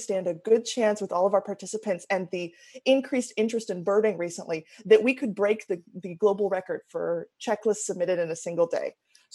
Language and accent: English; Oregon, United States; I'm from Oregon originally